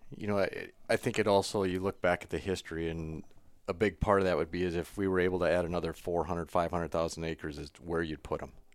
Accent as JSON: {"language": "English", "region": "South Dakota", "country": "United States", "tie": "born or raised there", "said": "growing up in South Dakota"}